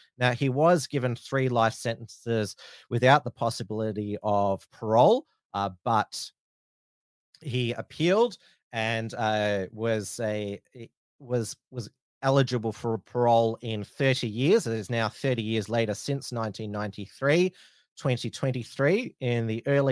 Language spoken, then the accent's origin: English; Frankston, Victoria, Australia; I grew up in the Frankston area. I still live close to Frankston